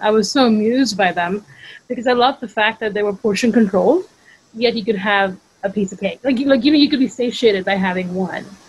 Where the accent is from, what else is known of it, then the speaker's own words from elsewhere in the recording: Mumbai, Maharashtra, India; moved away as an adult; now in United States; I'm from India originally. I grew up in Bombay or Mumbai